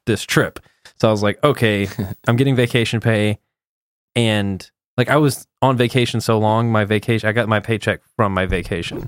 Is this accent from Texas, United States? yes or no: yes; Texas, United States; I'm coming from Texas